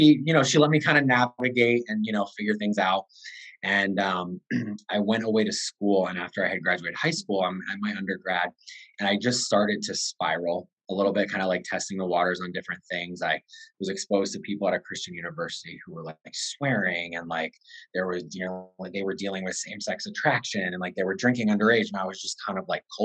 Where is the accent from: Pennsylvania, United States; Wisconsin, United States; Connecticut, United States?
Connecticut, United States; I am from Connecticut, 34 years old.